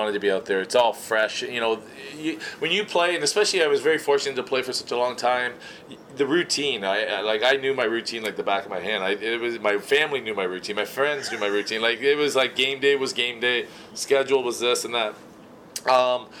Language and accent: English; Cambridge, Ontario, Canada; moved away as an adult; also born or lived in Edmonton, Canada; now in Detroit area, United States; I grew up in my hometown, Cambridge, Hesper, Ontario. I should say Hesper, but it's Cambridge on the map, and I grew up there.